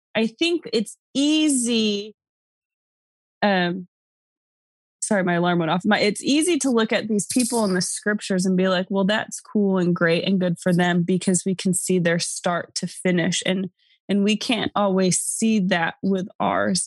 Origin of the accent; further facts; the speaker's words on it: New York, United States; moved away; also born or lived in Arizona; I'm from New York.